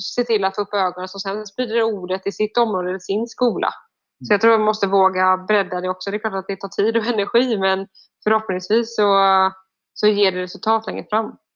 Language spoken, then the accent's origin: Swedish; Sweden; also born or lived in France; hemma i Sverige